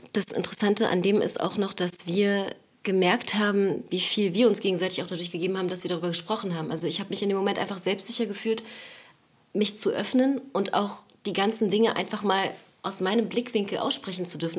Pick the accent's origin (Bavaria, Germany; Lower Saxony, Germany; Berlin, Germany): Berlin, Germany; born or raised there; also born or lived in Neukölln, Berlin